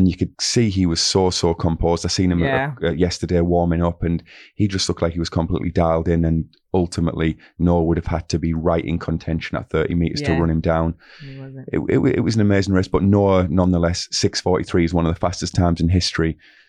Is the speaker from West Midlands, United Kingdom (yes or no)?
no; Middlesbrough, North East England, United Kingdom; accent: northeast, Middlesbrough; I've got a very unique accent from the northeast, Middlesbrough. So I would say Christian.